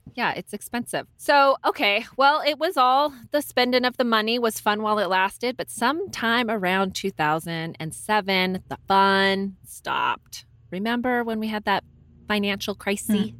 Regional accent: Ventura, California, United States; also born or lived in Ojai, California; when we grew up in Ventura, everyone wants to work for Patagonia

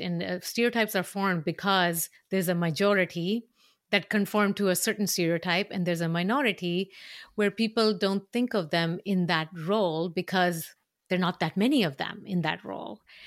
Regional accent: Mumbai, Maharashtra, India; moved away; I grew up in a city that was obsessed

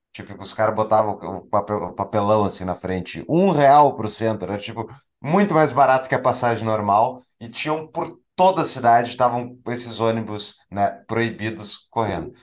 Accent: Porto Alegre, Rio Grande do Sul, Brazil; eu como porto-alegrense

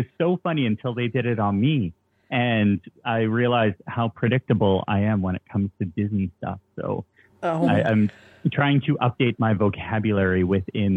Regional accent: Toronto, Ontario, Canada; I'm from Toronto.

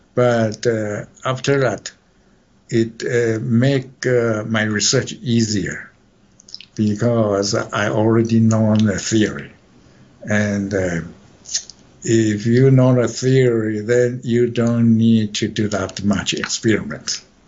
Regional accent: Taichung, Taiwan; moved away as an adult; now in United States; I was born in Taichung.

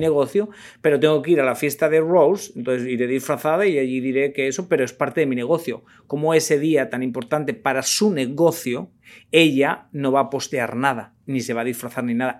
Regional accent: Spain; moved away; Yo como español

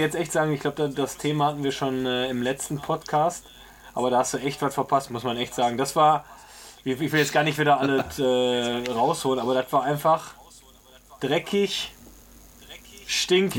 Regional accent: Essen, North Rhine-Westphalia, Germany; ich bin ja äh, an der Hausbergestraße aufgewachsen, quasi wo, wo die alte Tusshalle ist

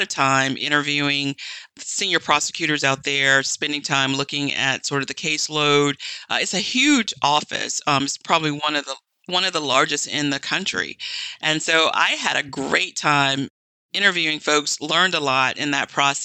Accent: United States; also born or lived in Charleston, South Carolina; I was born and raised in the Georgia-Carolina area between Augusta, Georgia and South Carolina.

